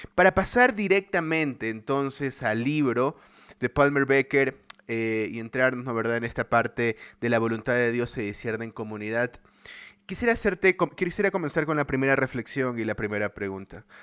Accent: Ecuador; en Ecuador, en mi país

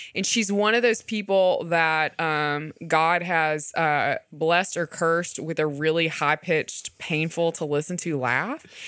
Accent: the South, United States; as a Southerner

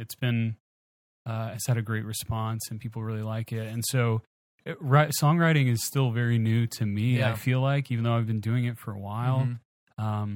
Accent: Baton Rouge, Louisiana, United States; I'm from Baton Rouge

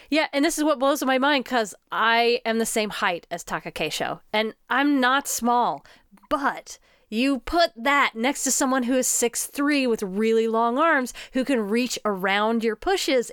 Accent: United States; an American woman

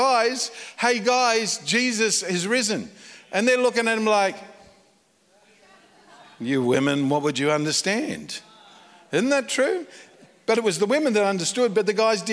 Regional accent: Australia; moved away as an adult; now in United States; I moved to America. Been there for almost 10 years. And so I'm an Australian in America

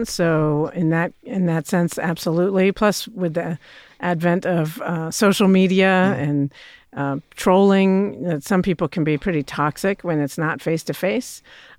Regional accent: Virginia, United States; moved away as an adult; also born or lived in Pennsylvania; now in Knoxville, United States; I grew up in Virginia and then went to public schools in Virginia

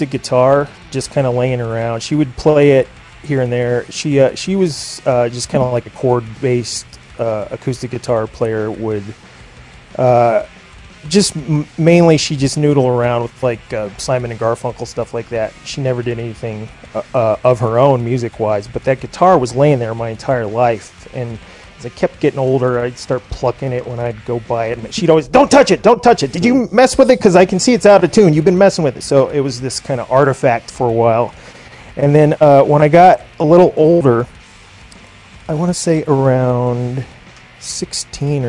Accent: Indiana, United States; also born or lived in Brazil; I was actually born in Indiana. So my mom was a transplant to America. I was born in Indiana

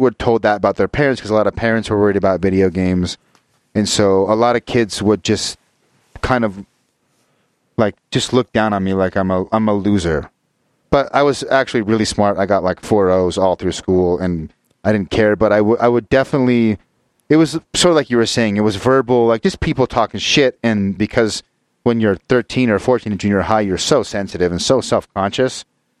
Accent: Utah, United States; But I think partially I grew up in Utah and Utah County, which especially in the 80s and 90s was literally like 98% Mormon.

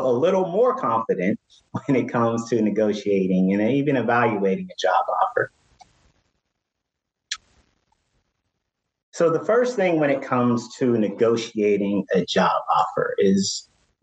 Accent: Pittsburgh, Pennsylvania, United States; moved away; I'm originally from Pittsburgh

